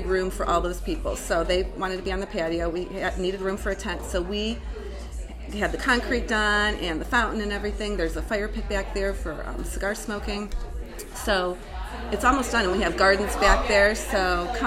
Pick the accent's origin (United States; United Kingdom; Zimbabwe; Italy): United States; Parma, Ohio; now in Massillon, United States; I'm from Parma originally